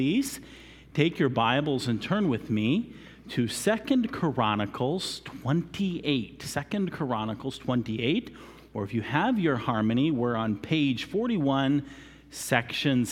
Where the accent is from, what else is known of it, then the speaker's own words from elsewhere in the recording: United States; being an American, we are very chronological-minded people